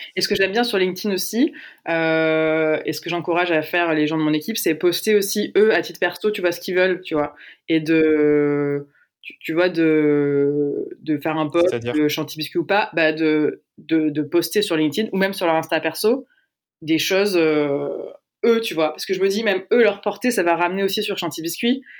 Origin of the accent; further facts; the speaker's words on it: Aix-en-Provence, Provence-Alpes-Côte d'Azur, France; j'ai dit au début que je venais de Aix, mais j'ai pas dit qu'on y était toujours